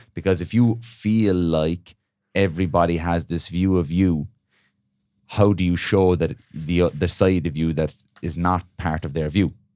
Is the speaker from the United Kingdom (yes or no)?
no; Ireland; cultural thing for us as Irish people